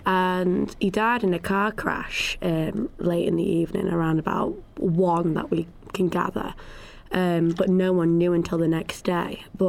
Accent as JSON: {"language": "English", "town": "Southport", "region": "North West England", "country": "United Kingdom", "said": "I'm from Southport, which is about 20 minutes away from Liverpool. Really. I am 20 years old"}